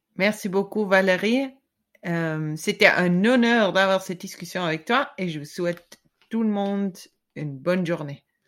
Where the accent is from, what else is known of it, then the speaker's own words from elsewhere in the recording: German-speaking Switzerland, Switzerland; French is a second language; je suis suisse allemande